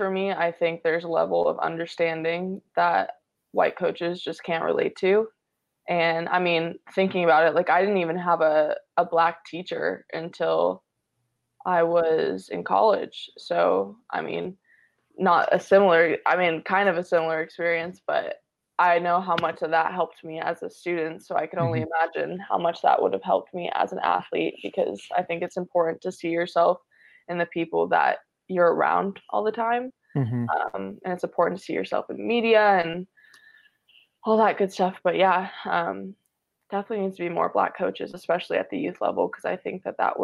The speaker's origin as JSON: {"language": "English", "area": "Orange County", "region": "California", "country": "United States", "tie": "born or raised there", "said": "growing up in Orange County"}